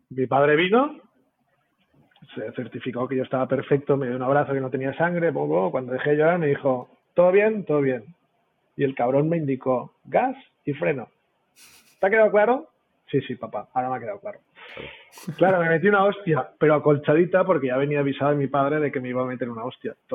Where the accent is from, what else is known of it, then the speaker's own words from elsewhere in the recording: Catalonia, Spain; siempre soy catalán